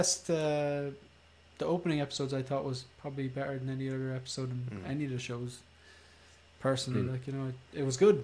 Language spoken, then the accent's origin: English; Ireland